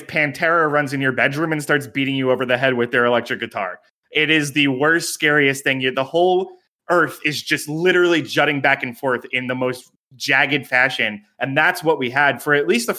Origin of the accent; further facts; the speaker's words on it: New York, United States; moved away as an adult; now in California, United States; I am from New York.